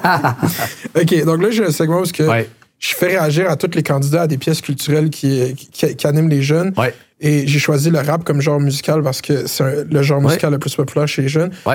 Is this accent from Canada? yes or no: yes; Laval, Quebec, Canada; j'ai grandi à Laval